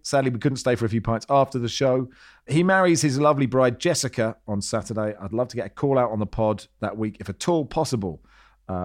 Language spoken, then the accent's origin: English; Hong Kong; Growing up in Hong Kong, she let me get up in the middle of the night to watch the 1981 FA Cup final between Manchester City and Spurs.